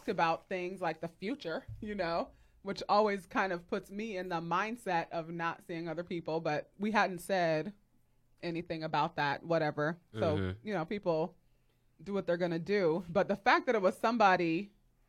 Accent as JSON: {"language": "English", "country": "United States", "said": "I absolutely love being an American."}